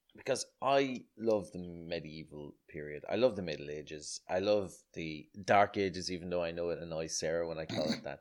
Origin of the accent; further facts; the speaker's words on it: Ireland; I grew up in Ireland d-, during the, uh, the eighties and nineties